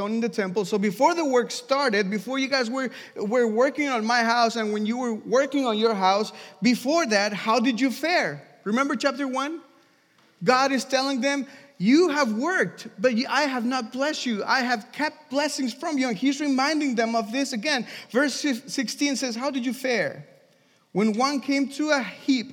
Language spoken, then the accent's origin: English; Mexico; moved away; I'm from Mexico